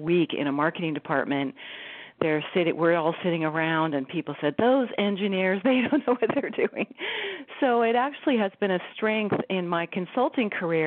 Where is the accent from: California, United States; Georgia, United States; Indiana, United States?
California, United States; Silicon Valley; I grew up in Silicon Valley, so I'm a Silicon kid